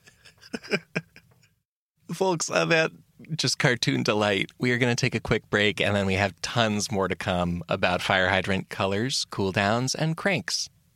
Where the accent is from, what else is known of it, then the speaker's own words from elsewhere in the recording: United States; as an American